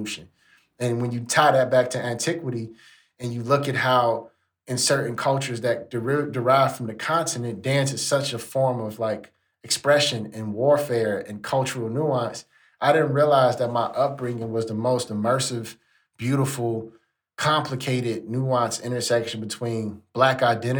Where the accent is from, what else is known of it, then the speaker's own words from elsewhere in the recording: Chicago, Illinois, United States; moved away; I was from Chicago.